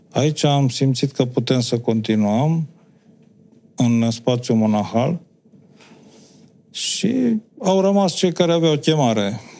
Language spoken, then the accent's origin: Romanian; Romania; Pentru orice om e capitală, dar pentru noi cu atât mai mult. Noi uh, nu ne descurcăm în lumea asta, în lumea mare, să zicem, comunitatea europeană, cealaltă planetară, fără credința noastră.